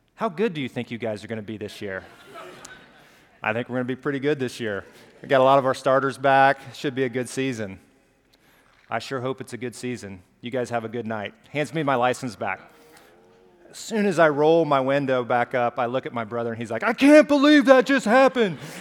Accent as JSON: {"language": "English", "town": "Pelham", "region": "Alabama", "country": "United States", "tie": "born or raised there", "accent": "Southern", "said": "I grew up in Pelham, Alabama, just south of Birmingham, small town"}